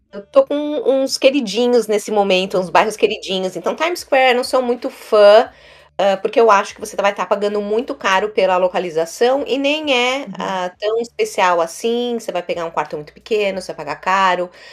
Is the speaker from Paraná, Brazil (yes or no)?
no; São Paulo, Brazil; moved away as an adult; now in New York, United States; eu sou de São Paulo